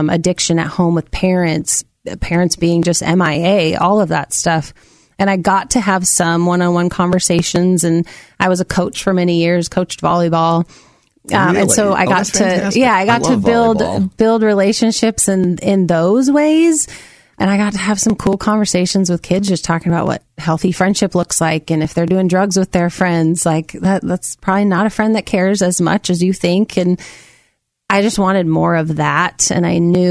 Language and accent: English; Amity, Oregon, United States; also born or lived in Minnesota / Salem, Oregon; I grew up in Amity, Oregon. I was born in Minnesota, but we moved here when I was 5